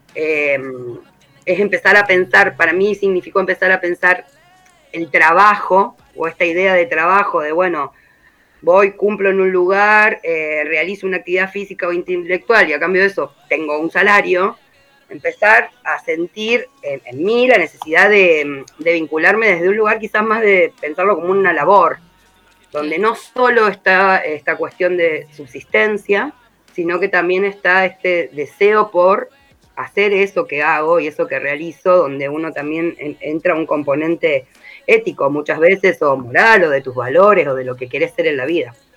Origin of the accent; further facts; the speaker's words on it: Rosario, Santa Fe, Argentina; moved away as an adult; now in Merlo, Argentina; yo no soy oriunda de acá, soy de Rosario